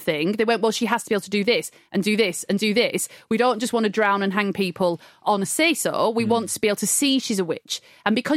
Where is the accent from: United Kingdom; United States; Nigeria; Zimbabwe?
United Kingdom; Blackburn, North West England; I grew up in Blackburn under the shadow, I'm going to be poetic, of Pendle Hill